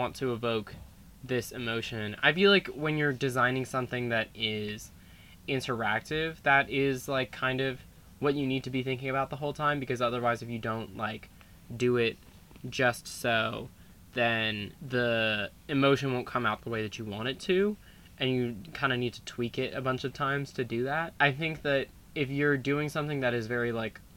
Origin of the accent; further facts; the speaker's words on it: Virginia, United States; growing up in Virginia